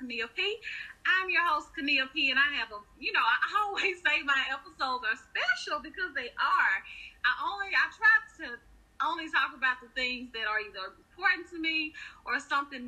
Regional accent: Fayette, Mississippi, United States; the people from my hometown know exactly who you are

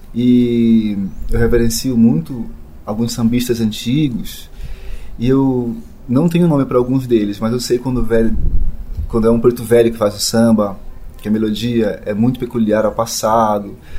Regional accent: Belém, Pará, Brazil; moved away; also born or lived in São Paulo; de Belém, de onde eu nasci

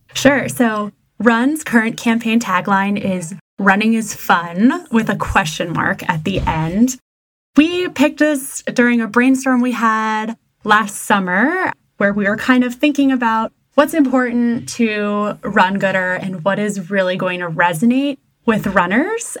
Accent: Massachusetts, United States; I'm from Massachusetts, which automatically makes me a masshole driver

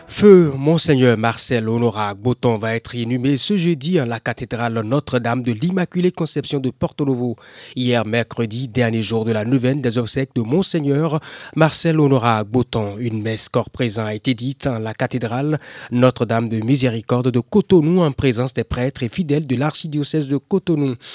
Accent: Burkina Faso; je suis venu du Burkina

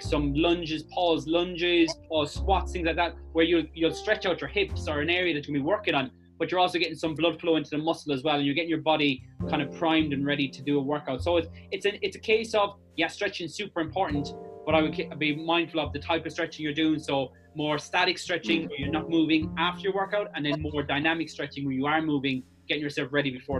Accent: Clare, Munster, Ireland; moved away as an adult; also born or lived in Abu Dhabi, United Arab Emirates; now in Cork, Ireland; I moved down here to Cork, which I'm originally from Clare

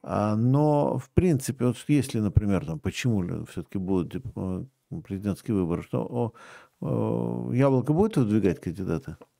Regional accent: Moscow, Russia; Я все-таки еще и коренной москвич третьего поколения.

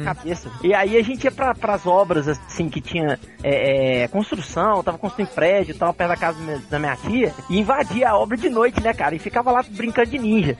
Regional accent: Juiz de Fora, Minas Gerais, Brazil; moved away; eu passei grande parte da minha infância e adolescência em Juiz de Fora, na, na casa do meu avô

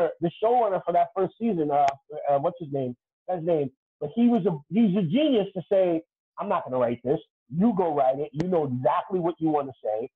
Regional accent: New York City, New York, United States; I'm from the South Bronx. And I've always sounded like this

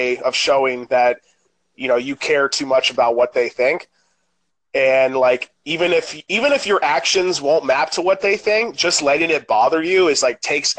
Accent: Orlando, Florida, United States; Me and my stepbrother shared a room at the time growing up in Orlando

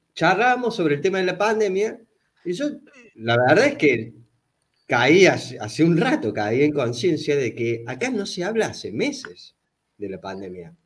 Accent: Córdoba, Argentina; born or raised there; also born or lived in Buenos Aires

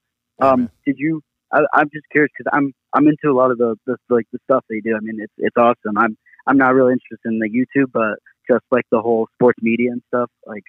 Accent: Boston, Massachusetts, United States; I was born and raised in Boston

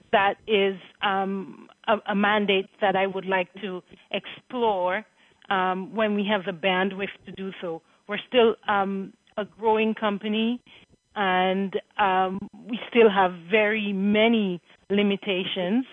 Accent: Marigot, Dominica; moved away; I was born in Margot and went to the St. Andrews High School

